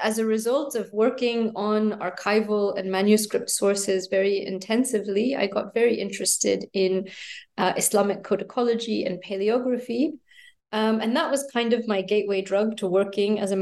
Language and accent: English; United States; moved away as an adult; also born or lived in United Kingdom; I was born in the States and grew up there